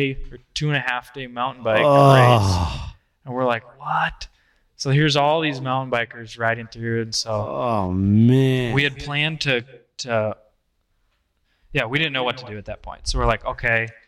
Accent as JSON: {"language": "English", "region": "Iowa", "country": "United States", "said": "I'm still from Iowa."}